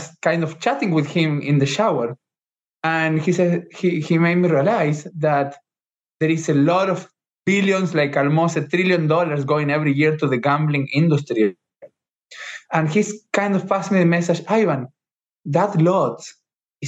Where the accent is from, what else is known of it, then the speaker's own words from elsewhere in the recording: Argentina; moved away as an adult; now in United States; I was born in Argentina